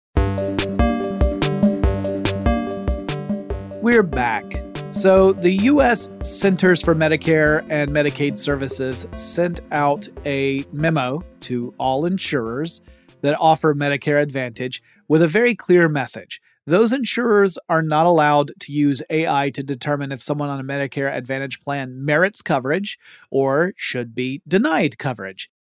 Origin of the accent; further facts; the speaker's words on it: Georgia, United States; my home state of Georgia